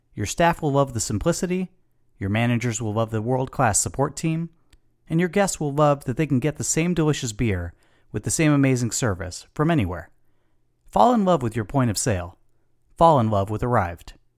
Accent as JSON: {"language": "English", "town": "Chicago", "region": "Illinois", "country": "United States", "tie": "born or raised there", "moved": "yes", "said": "my hometown of Chicago."}